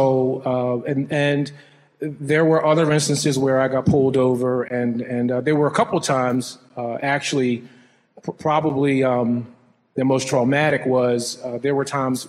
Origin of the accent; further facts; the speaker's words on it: Philadelphia, Pennsylvania, United States; moved away as an adult; also born or lived in Washington, D.C.; now in Midwest, United States; growing up in Philadelphia, being a young Black male